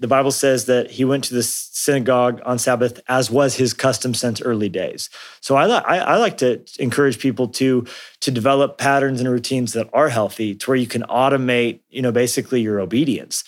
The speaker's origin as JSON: {"language": "English", "region": "Colorado", "country": "United States", "tie": "born or raised there", "also_born_or_lived": "New Mexico", "said": "I grew up in Colorado and New, and New Mexico some as well"}